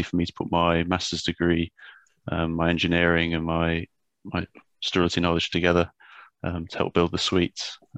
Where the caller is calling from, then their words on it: Shinfield, South East England, United Kingdom; So just outside Reading, just in Shinfield, working from home today.